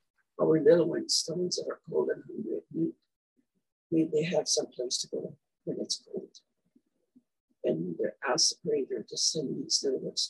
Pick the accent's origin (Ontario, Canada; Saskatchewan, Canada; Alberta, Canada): Saskatchewan, Canada; I was born in Wanneroo, Saskatchewan, and I went to the rest of the school for 8 years in Dublin, Saskatchewan